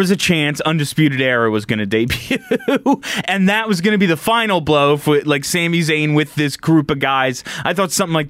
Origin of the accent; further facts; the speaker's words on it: United States; I'm American